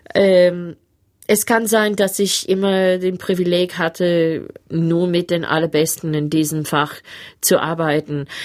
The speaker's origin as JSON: {"language": "German", "town": "Sydney", "region": "New South Wales", "country": "Australia", "tie": "born or raised there", "also_born_or_lived": "Berlin / Cologne", "second_language": "German", "moved": "as an adult", "said": "ein junges Mädchen aus Manly in Sydney. Ich bin fast am Strand aufgewachsen"}